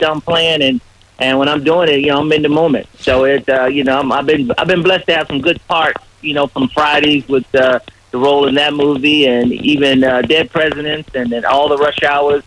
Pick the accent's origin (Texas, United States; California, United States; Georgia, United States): Georgia, United States; Atlanta; I grew up in Atlanta, Georgia. I'm from Atlanta, Georgia.